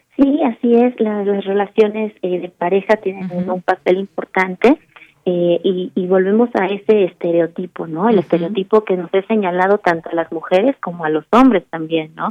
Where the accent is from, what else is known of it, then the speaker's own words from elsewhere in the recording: Mexico City, Mexico; moved away; la Ciudad de México es mi ciudad, es la ciudad en donde yo nací, la amo entrañablemente, ahora estoy un poco lejos